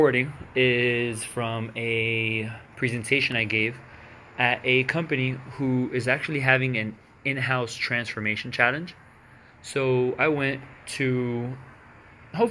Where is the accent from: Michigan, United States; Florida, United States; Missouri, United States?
Florida, United States; Miami; born and raised in Miami, Florida